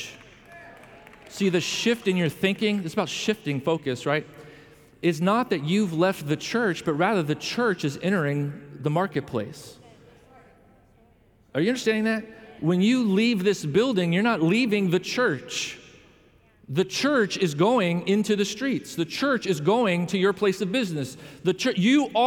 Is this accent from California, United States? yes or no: no; Chicago, Illinois, United States; moved away; I come from the Chicago area